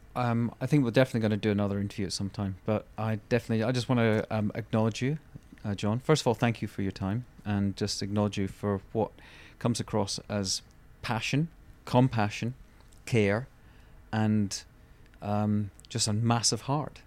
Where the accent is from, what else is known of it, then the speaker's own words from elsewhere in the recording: Scotland, United Kingdom; being Scottish